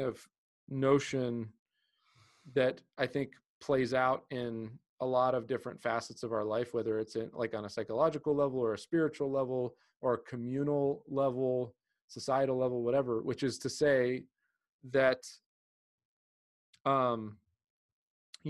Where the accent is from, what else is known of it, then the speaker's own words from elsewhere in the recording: United States; also born or lived in Greece; as an American, as someone who grew up in America and then spent time in Greece